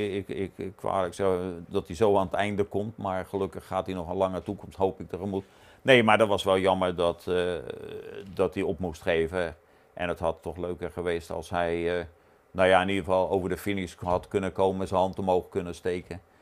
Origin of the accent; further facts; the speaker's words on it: Netherlands; als Nederlander